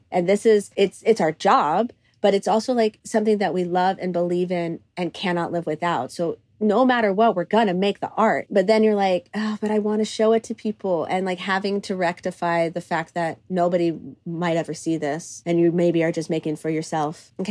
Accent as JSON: {"language": "English", "country": "Cyprus", "tie": "born or raised there", "lives_now": "United States", "said": "I had the opportunity to film it in Cyprus, which is my, um, my home country. That's where my my family is from. I'm fir- first generation uh, Cypriot American, so like to have the op- like the ability to film in the country that I mean raised me."}